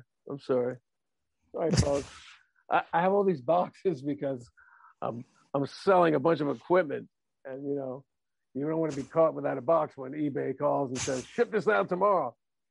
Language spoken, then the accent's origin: English; New Jersey, United States; my town where I was growing up in New Jersey.